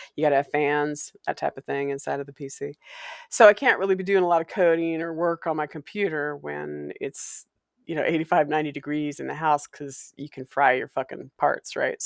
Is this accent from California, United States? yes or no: no; Walla Walla, Washington, United States; growing up in Walla Walla